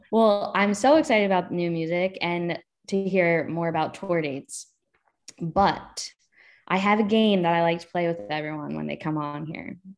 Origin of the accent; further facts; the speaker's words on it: Delaware, United States; I'm from Delaware